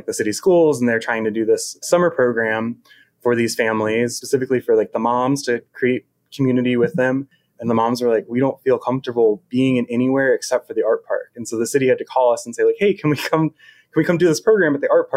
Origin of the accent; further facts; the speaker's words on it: Richmond, Virginia, United States; moved away as an adult; now in Charlottesville, United States; I'm from Richmond originally, and Richmond, if they know anything, they know how to throw a good festival. So I grew up going to like tons and tons and tons of festivals